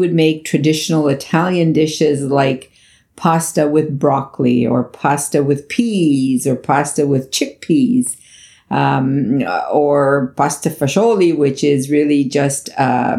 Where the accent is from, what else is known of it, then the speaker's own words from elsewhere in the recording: Canada; also born or lived in Italy; I was only 6 years old when I left Italy and I grew up here in Canada.